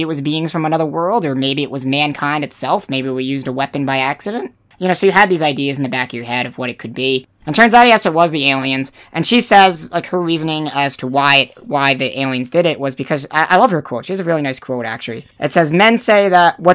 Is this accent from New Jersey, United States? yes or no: yes; New Jersey, United States; I'm from New Jersey